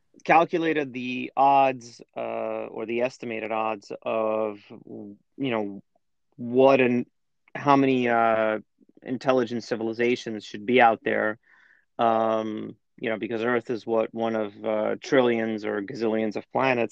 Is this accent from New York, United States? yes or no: yes; New York, United States; moved away as an adult; also born or lived in Russia; Like many Russian Jews of my generation, I grew up in New York